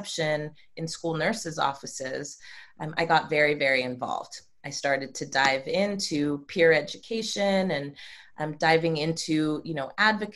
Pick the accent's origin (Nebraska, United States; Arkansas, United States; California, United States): California, United States; Marin County, Bay Area; also born or lived in Oakland; I'm born and raised in the Bay Area. I grew up in Marin County, and I've lived in Oakland for the last 20 plus years